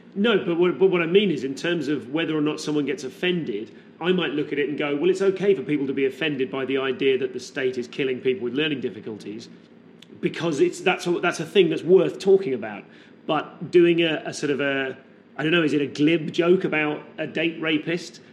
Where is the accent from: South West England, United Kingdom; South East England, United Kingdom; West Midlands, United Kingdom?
West Midlands, United Kingdom; Leamington Spa; I grew up in Leamington Spa, um, which is a, a, little town in the West Midlands